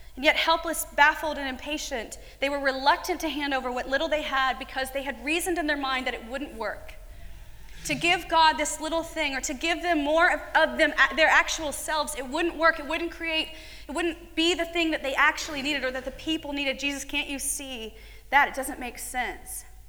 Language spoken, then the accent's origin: English; United States; an American woman